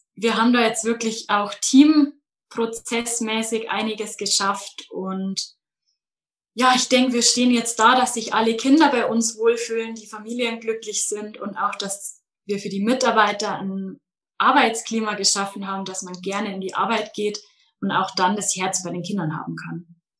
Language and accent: German; Munich area, Bavaria, Germany; Ich komme aus dem Münchner Umland, aus dem schönen Bayern